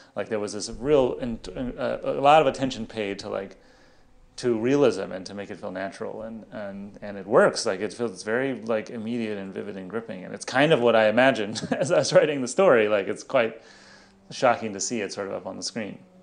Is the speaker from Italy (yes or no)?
no; Los Angeles, California, United States; I grew up in Los Angeles